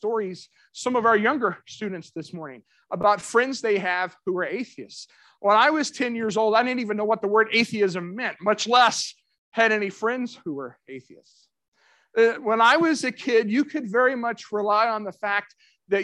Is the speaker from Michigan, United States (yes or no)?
no; Central Kentucky, United States; moved away; also born or lived in Middle Tennessee; I grew up in Central Kentucky